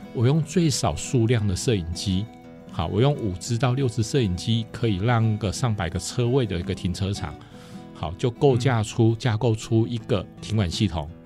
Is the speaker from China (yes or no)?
no; central Taiwan, Taiwan; 我是中部人，那我从小到大都在东海读书，呃，大部分应该说大学在东海读